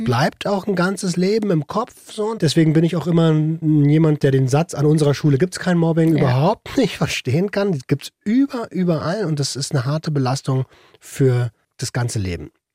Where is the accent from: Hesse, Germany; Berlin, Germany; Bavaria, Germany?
Berlin, Germany; in Tempelhof aufgewachsen mit hohem Migrationsanteil